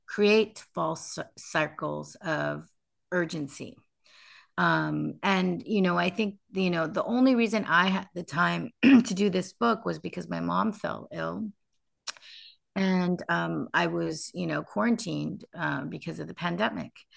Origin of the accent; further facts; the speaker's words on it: United States; I grew up in the United States